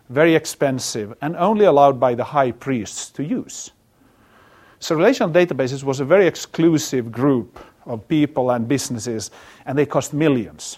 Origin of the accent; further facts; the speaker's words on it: Finland; moved away; I come from Finland